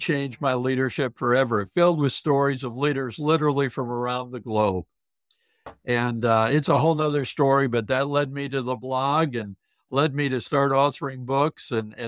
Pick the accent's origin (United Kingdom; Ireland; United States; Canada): United States; South Dakota; Oh, Judy, I love to share with people I grew up in the Deep South, the southern part of South Dakota.